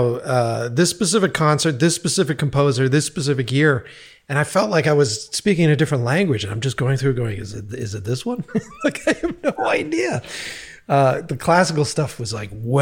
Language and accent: English; East Coast, United States; moved away; I was from the East Coast